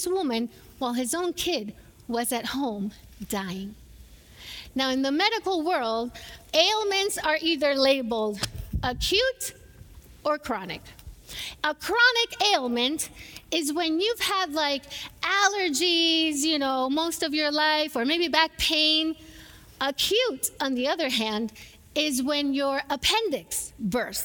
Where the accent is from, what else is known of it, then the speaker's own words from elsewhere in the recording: Puerto Rico; moved away; I grew up in Puerto Rico, I grew up watching telenovelas